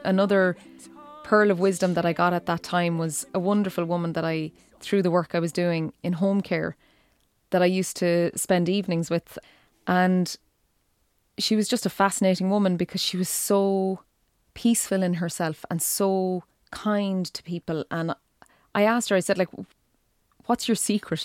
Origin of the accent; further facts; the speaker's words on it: East Galway, Connacht, Ireland; moved away as an adult; now in County Clare, Ireland; I'm from East Galway